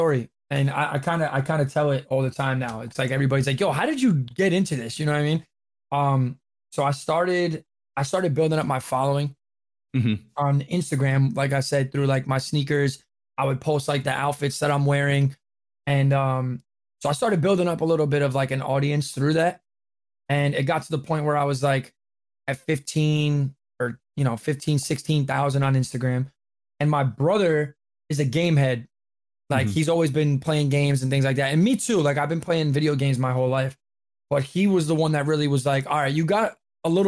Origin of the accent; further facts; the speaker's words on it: New York, United States; I'm from New York